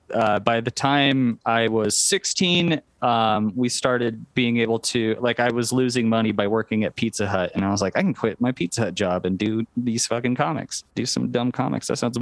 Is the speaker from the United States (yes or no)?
yes; Wyoming, United States; Yeah, I mean it's a tundra where I live, so it's 8 months of winter and lots of wind.